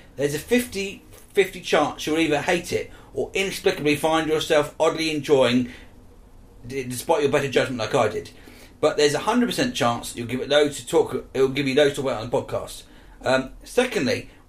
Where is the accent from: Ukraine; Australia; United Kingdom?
United Kingdom; Wales; I'm Welsh, and to my ears, it is so, so bad.